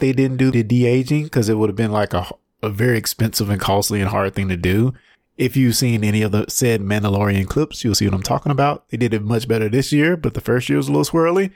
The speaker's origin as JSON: {"language": "English", "region": "Mississippi", "country": "United States", "said": "I'm from Mississippi"}